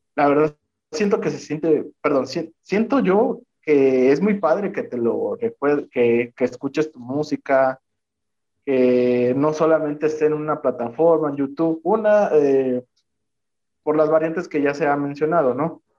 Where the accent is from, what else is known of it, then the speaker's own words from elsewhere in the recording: Veracruz, Mexico; moved away; Soy originario del estado de Veracruz